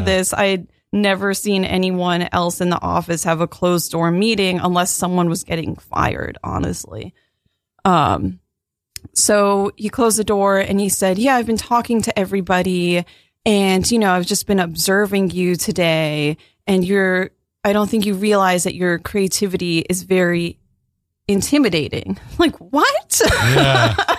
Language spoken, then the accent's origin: English; Virginia, United States; I'm from Virginia